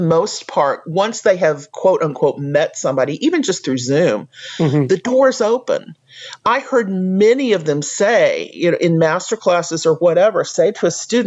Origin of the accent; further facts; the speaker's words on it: United States; as an American